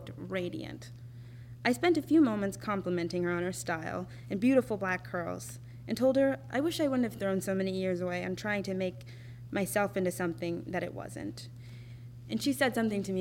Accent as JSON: {"language": "English", "region": "Minnesota", "country": "United States", "tie": "born or raised there", "also_born_or_lived": "Winona, Minnesota / Montana / Texas", "said": "I carried that comfortability back to my home state in 2015, where I would eventually settle down in Minneapolis"}